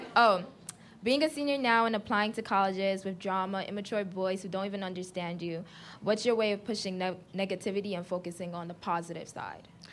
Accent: New York, United States; I was born and raised in the Bronx

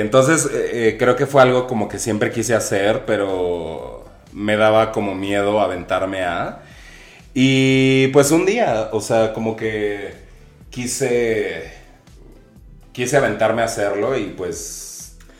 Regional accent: Aguascalientes, Mexico; moved away as an adult; now in Mexico City, Mexico; yo soy señorita provinciana de Aguascalientes, llegué a la Ciudad de México con la intención de ser diseñador

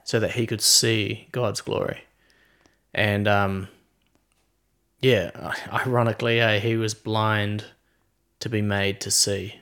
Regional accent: Queenstown, Otago, New Zealand; we're from Queenstown, New Zealand

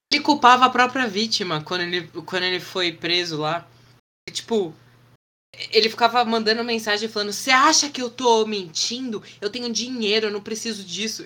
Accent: Brazil; a gente é brasileiro

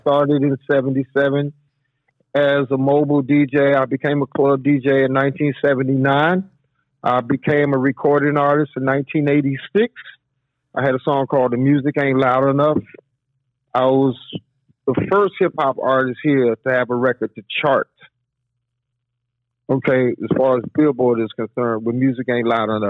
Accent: Washington, District of Columbia, United States; I'm from Washington, D.C., so, you know, my background is hip-hop and go-go.

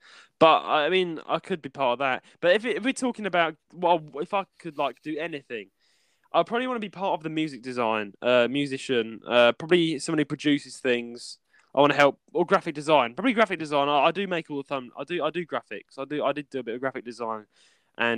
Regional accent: London, United Kingdom; now in Leicestershire, United Kingdom; I'm a Londoner, guys, as you can tell, but I don't live in my own hometown. I live up here in Leicestershire.

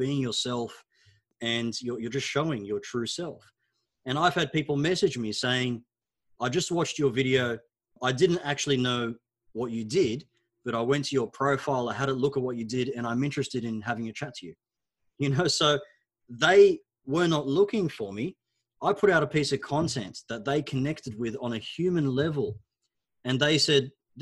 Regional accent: Australia; first language Arabic; English is a second language; also born or lived in Egypt; When we immigrated from Egypt to Australia

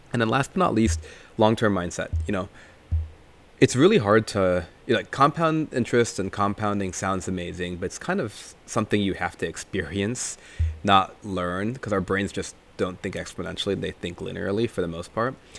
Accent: India; moved away; since he's Sri Lankan and I'm Indian

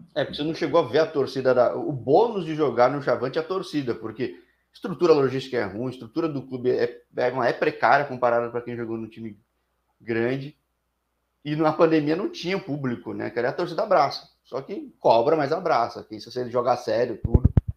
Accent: São Paulo, Brazil; eu que sou de São Paulo

